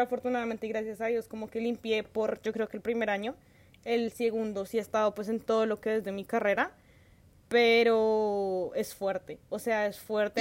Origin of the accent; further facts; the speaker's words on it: Colombia; now in London, Canada; como tantos colombianos